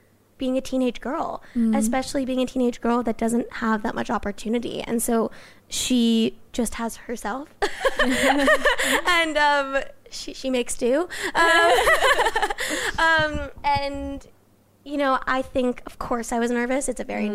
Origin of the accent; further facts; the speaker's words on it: Los Angeles, California, United States; I grew up